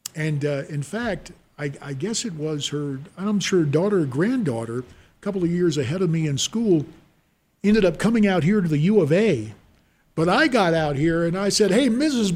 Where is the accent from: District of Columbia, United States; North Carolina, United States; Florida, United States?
North Carolina, United States; High Point; moved away as an adult; also born or lived in Cincinnati, Ohio / Raleigh, North Carolina; now in Phoenix, United States; growing up in High Point, North Carolina